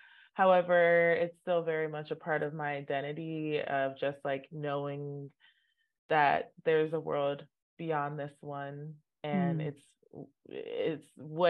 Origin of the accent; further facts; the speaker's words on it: Nigeria; Both my parents are Catholic. Mm. So I grew up in the Catholic Church, and which is very common in Nigeria. It's a very dominant religion in Nigeria.